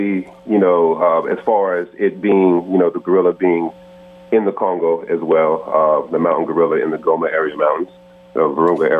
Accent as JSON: {"language": "English", "town": "Charlotte", "region": "North Carolina", "country": "United States", "tie": "born or raised there", "said": "I'm actually born here in Charlotte, North Carolina"}